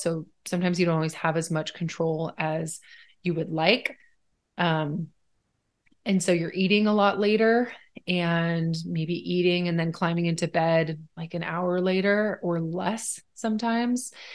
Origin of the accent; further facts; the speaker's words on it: Washington, United States; also born or lived in Sweden; Washington is like a four season state